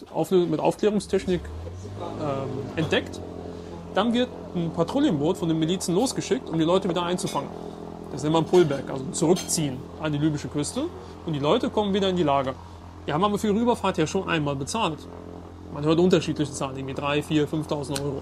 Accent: Germany; Ich selbst bin Deutscher und Ägypter

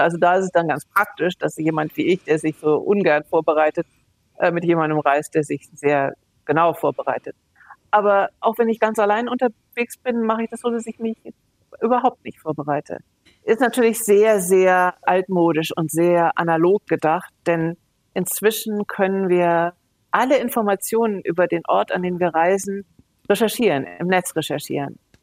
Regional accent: Hanover, Lower Saxony, Germany; now in Munich, Germany; Das ist auch mein Geburtsort Hannover, genauso wie Bayern, wo ich seit über 30 Jahren jetzt lebe, München

